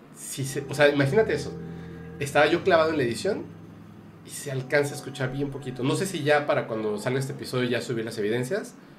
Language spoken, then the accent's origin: Spanish; Mexico; yo me burlo de la muerte como mexicano